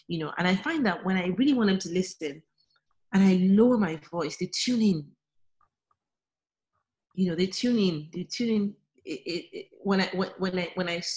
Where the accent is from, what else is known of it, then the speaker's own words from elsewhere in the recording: Nigeria; being a Nigerian, our languages